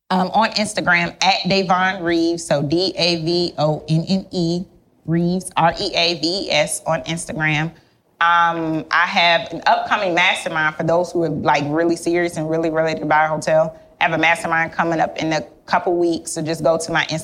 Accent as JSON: {"language": "English", "town": "Miami", "region": "Florida", "country": "United States", "said": "I'm here from Miami."}